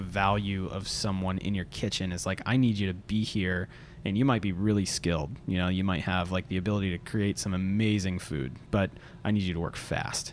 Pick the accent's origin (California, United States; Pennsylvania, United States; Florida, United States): Florida, United States; also born or lived in Kansas / North Carolina; now in Atlanta, United States; I was born in Kansas, and then we moved to Florida when I was five.